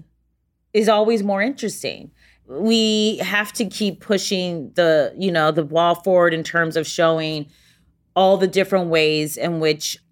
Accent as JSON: {"language": "English", "region": "Ohio", "country": "United States", "moved": "yes", "said": "I'm from the Midwest"}